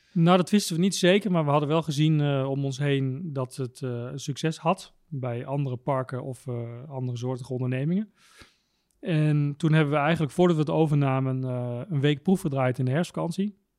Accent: Tuk, Overijssel, Netherlands; ik kom uit het eh, prachtige dorpje Tuk

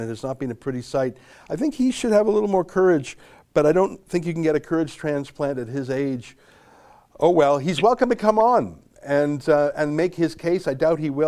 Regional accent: Canada; also born or lived in Toronto; I'm just a Canadian up here in Toronto.

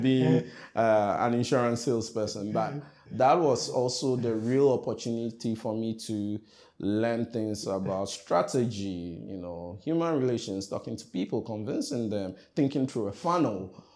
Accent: Accra, Greater Accra, Ghana; also born or lived in Keta, Volta Region, Ghana / Eastern Region, Ghana; I come from Ghana, specifically, if you ask me where my hometown is

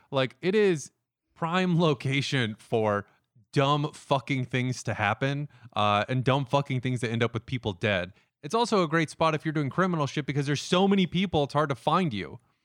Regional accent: the South, United States; we're from the South.

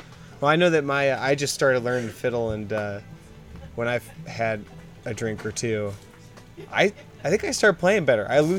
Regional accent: Oregon, United States; I'm from Oregon

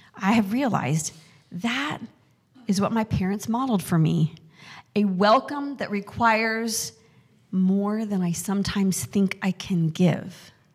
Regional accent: Mountain West, United States; moved away; also born or lived in Excelsior Springs, Missouri / Casper, Wyoming; I grew up in the Mountain West

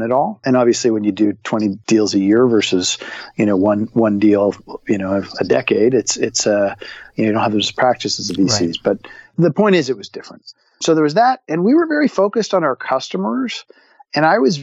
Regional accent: Toronto, Ontario, Canada; my hometown of Toronto.

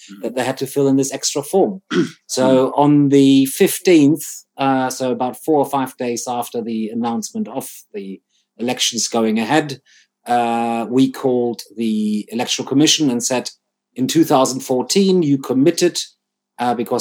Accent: Germany; now in United Kingdom; I'm British and German now, so I'm dual national.

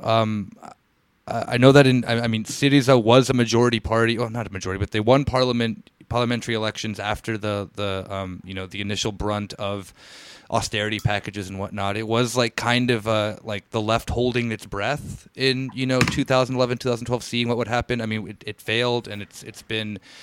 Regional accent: United States; born and bred in the United States

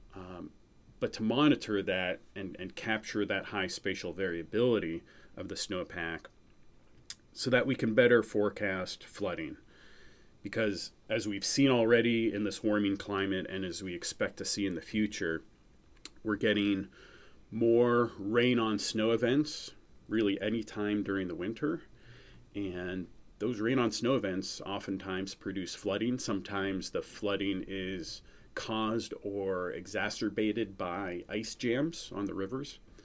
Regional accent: New Hampshire, United States; also born or lived in Missouri; I grew up in New Hampshire, uh, and that's currently where I live as well.

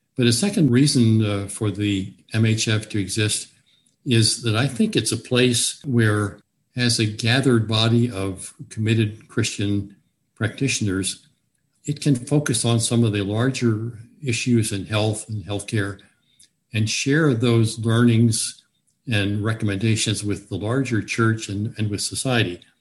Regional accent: Newport News, Virginia, United States; also born or lived in Richmond, Virginia / eastern Kentucky; now in Harrisonburg, United States; I grew up in Newport News, Virginia

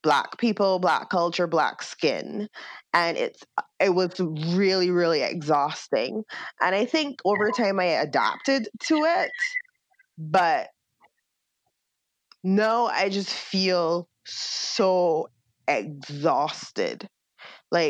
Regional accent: Barbados; moved away as an adult; also born or lived in Baltimore / Milwaukee; now in United States; grow up in a country that was majority Black

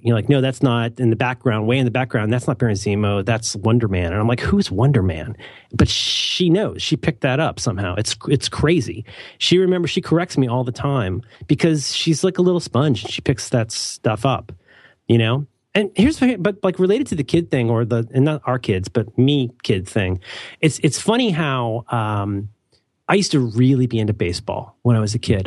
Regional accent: Cincinnati, Ohio, United States; I grew up in Cincinnati

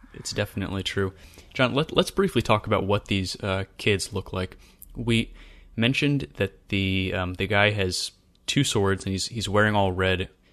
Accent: Western Maryland, United States; growing up in Western Maryland

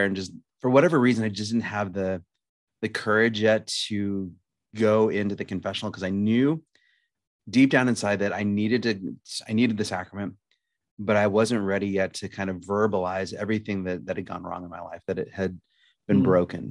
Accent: Lincoln, Nebraska, United States; now in Omaha, United States; I'm from Lincoln, Nebraska. I currently reside in Omaha

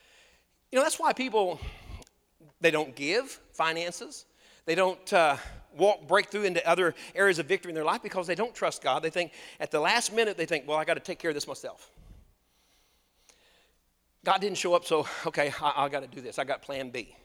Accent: United States; I grew up on Lake Texoma

